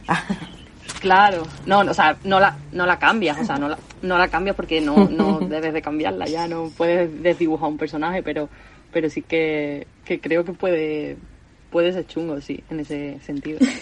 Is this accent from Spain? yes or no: yes; Seville, Andalusia, Spain; now in Córdoba, Spain; vivo en Córdoba, pero soy de Sevilla, andaluza